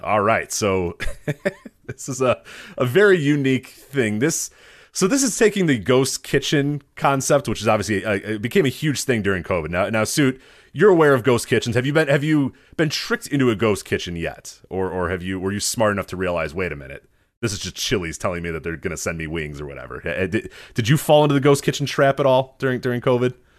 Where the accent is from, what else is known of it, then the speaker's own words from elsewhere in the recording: Chicago, Illinois, United States; as a Chicagoan